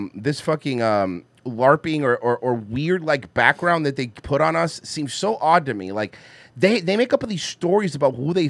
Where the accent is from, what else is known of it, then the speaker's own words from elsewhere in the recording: Miami, Florida, United States; a fucking home in Southwest Miami